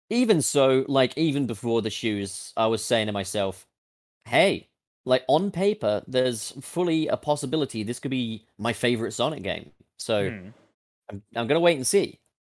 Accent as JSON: {"language": "English", "country": "United Kingdom", "said": "I'm British."}